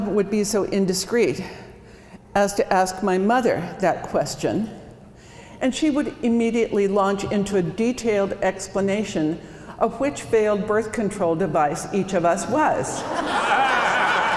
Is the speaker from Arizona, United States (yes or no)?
yes; Bisbee, Arizona, United States; moved away as an adult; also born or lived in Watertown, South Dakota / Phoenix, Arizona; now in Seattle, United States; I grew up in Bisbee, Arizona